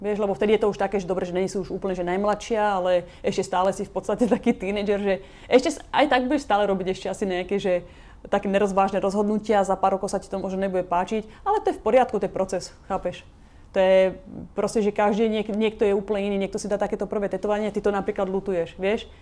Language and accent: Slovak; Slovakia; moved away as an adult; now in Los Angeles, United States; som odišla zo Slovenska, opustila som svoju rodinu, vzdala som sa svojich kamarátov a odišla som úplne do neznáma